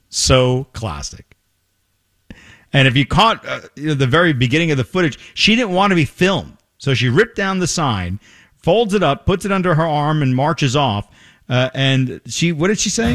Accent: New York, United States; moved away; I grew up in New York

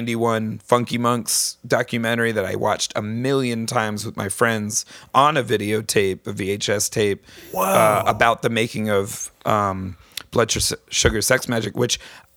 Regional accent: East Lyme, Connecticut, United States; I grew up in East Lyme, southeastern Connecticut

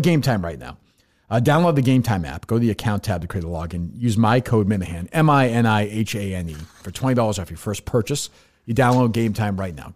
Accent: Billerica, Massachusetts, United States; also born or lived in Winchester, Massachusetts; I grew up in Billerica until I was ten years old

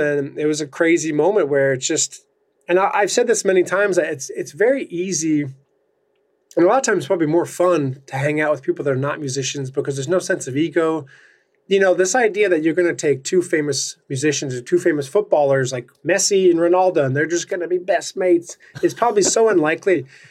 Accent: New Jersey, United States; coming from New Jersey

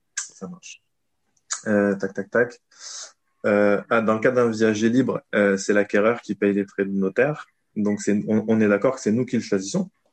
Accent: south of France, France; now in Paris, France; ma région natale qui est le sud de la France

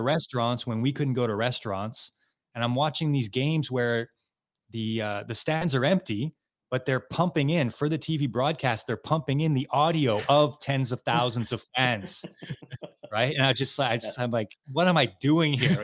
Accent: just outside of Montreal, Quebec, Canada; we're from Quebec, Canada, right? Just outside of Montreal

